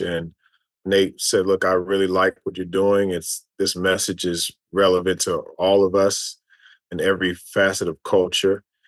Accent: Louisville, Kentucky, United States; moved away as an adult; also born or lived in Tennessee / New York; Grew up two doors down from Muhammad Ali in, in Louisville, Kentucky

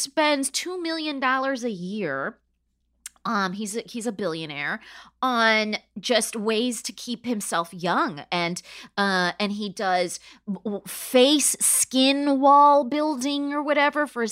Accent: Palm Springs, California, United States; I grew up in Palm Springs, California, which is a retirement community.

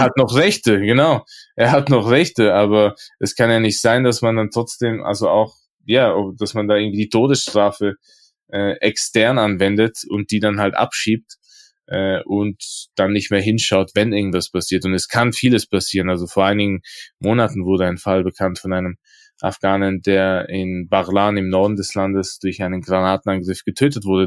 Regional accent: Innsbruck, Tyrol, Austria; also ich bin ja aus Innsbruck

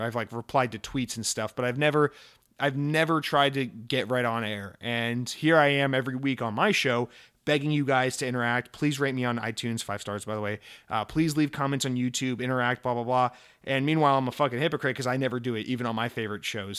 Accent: United States; I'm an American

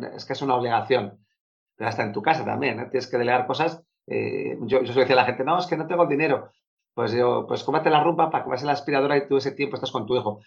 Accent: Bilbao, Basque Country, Spain; soy de Bilbao

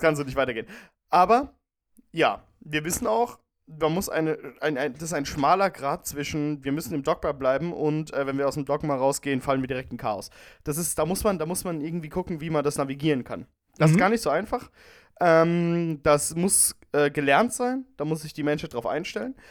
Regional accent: Rhineland-Palatinate, Germany; als Pfälzer

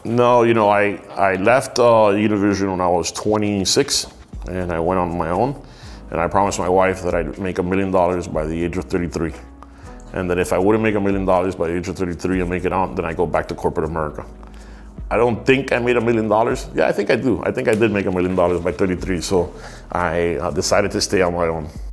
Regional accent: United States; accent: Miami; also born or lived in Miami; I was born in the US, I'm American

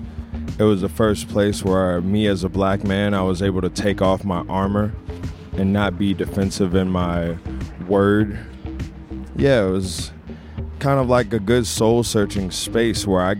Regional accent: Richmond, Virginia, United States; I'm from Richmond, Virginia

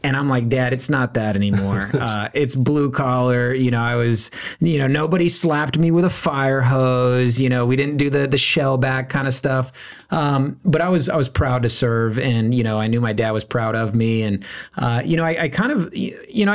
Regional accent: San Antonio, Texas, United States; moved away as an adult; born and raised in San Antonio, Texas, which is Military City, USA

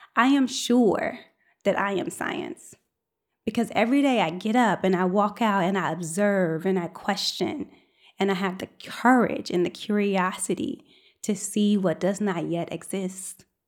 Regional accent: United States; accent: African-American Vernacular English; first language African-American Vernacular English; my first language is African-American vernacular English, i.e. Ebonics

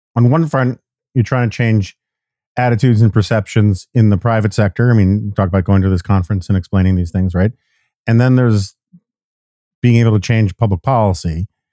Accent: New York City, New York, United States; I grew up in New York City in the in the seventies and eighties

